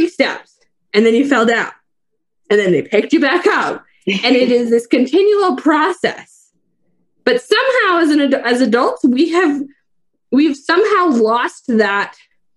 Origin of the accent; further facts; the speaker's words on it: Fernie, British Columbia, Canada; I live in beautiful Fernie, British Columbia, Canada